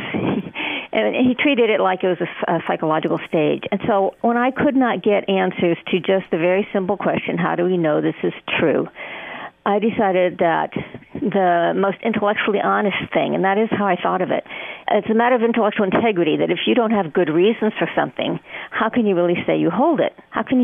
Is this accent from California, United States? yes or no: no; New Mexico, United States; I was in New Mexico, and it was a very, very secular state